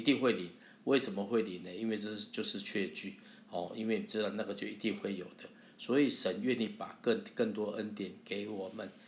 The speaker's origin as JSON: {"language": "Chinese", "country": "Taiwan", "accent": "Taiwanese Mandarin", "said": "我的台湾国语就是我回应神的方式"}